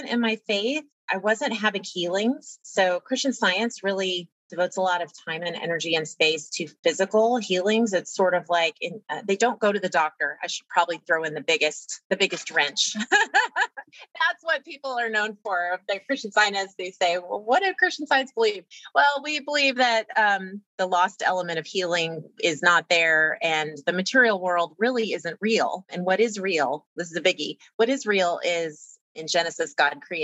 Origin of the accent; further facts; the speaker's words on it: Louisiana, United States; I grew up in Louisiana